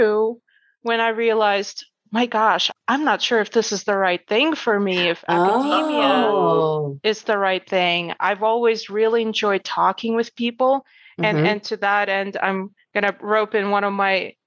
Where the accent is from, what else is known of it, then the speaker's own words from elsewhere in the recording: Ukraine; now in United States; I was not born in America originally. I was born in Ukraine